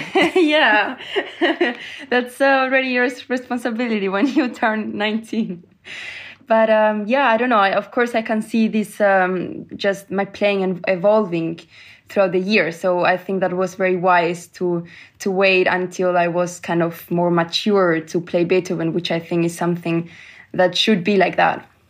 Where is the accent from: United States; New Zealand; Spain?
Spain; Granada, Andalusia; moved away; also born or lived in Germany; in Granada, in my hometown